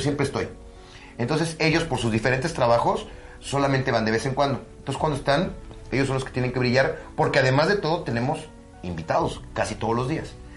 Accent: Mexico; soy orgullosamente mexicano

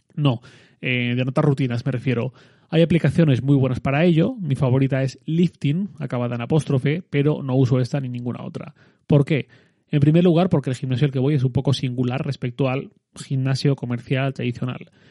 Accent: Valencian Community, Spain; soy valenciano

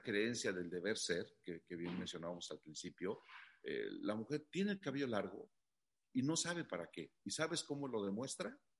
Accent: Mexico City, Mexico; yo soy originario de la Ciudad de México

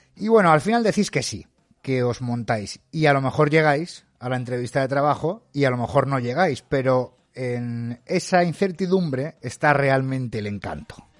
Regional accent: Madrid, Community of Madrid, Spain; now in Pontevedra, Spain; yo soy de Madrid y ahora estoy en Galicia, estoy en Pontevedra

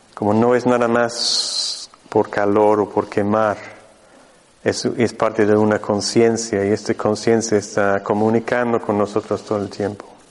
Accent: Mexico; moved away; yo vengo desde México, yo, mi centro está en el norte de México, en el desierto de San Luis Potosí

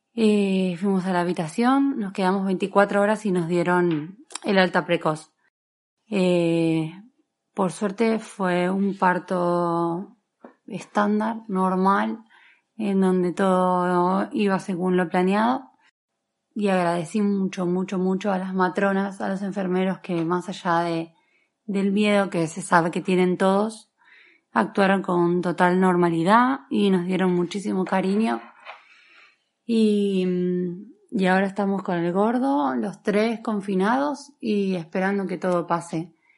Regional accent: Argentina; also born or lived in Asturias; now in Madrid, Spain; soy argentina, tengo 32 años, resido en Madrid hace algo menos de dos meses

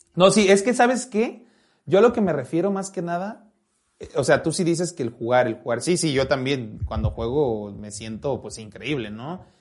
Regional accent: Jalisco, Mexico; Fer y yo somos de Jalisco

